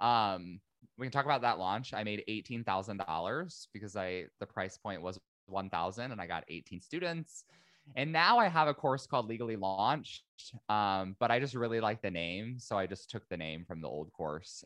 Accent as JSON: {"language": "English", "region": "Indiana", "country": "United States", "also_born_or_lived": "San Diego, California", "moved": "as an adult", "said": "I'm originally from Indiana, uh, moved to San Diego, California"}